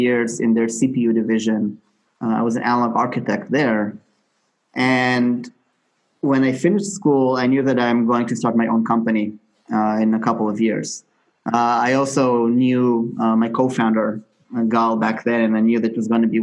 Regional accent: Israel; moved away as an adult; also born or lived in United States; I grew up in Israel, originally from there.

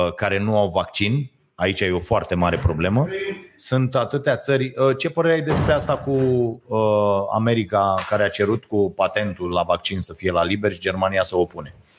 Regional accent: Romania; ne-am născut în România

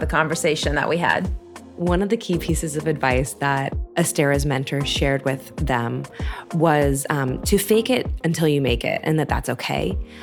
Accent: United States; being an American

